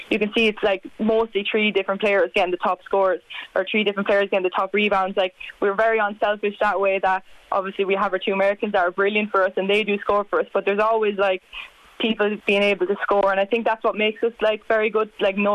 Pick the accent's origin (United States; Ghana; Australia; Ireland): Ireland; Leinster; I came in from Carlow, like I didn't know any of the girls coming there when a couple of years ago in 2018